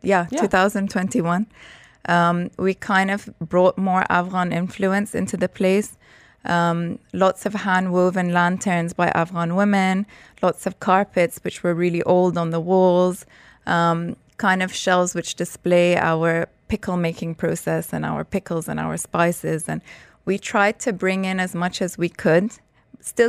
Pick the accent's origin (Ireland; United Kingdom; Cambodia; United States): United Kingdom; London; I grew up in London and my entire family was living in London